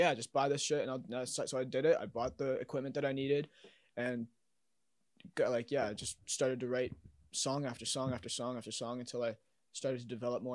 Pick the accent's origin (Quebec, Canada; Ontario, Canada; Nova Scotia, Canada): Nova Scotia, Canada; Halifax; moved away as an adult; now in Toronto, Canada; I was born in Halifax and raised in Halifax